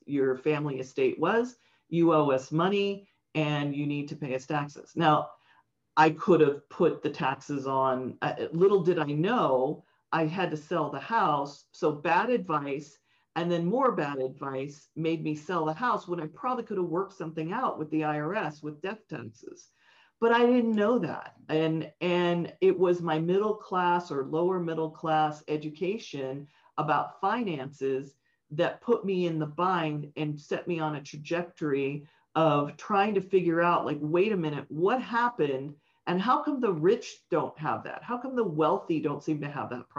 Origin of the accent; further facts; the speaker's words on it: San Francisco, California, United States; I grew up in San Francisco, a very hip area, but not rich at all